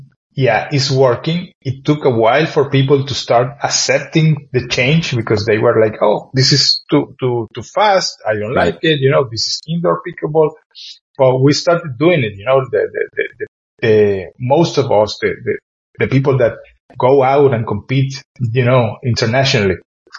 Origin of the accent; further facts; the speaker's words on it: Ireland; So when we came from Ireland to play in those places, we were smashed.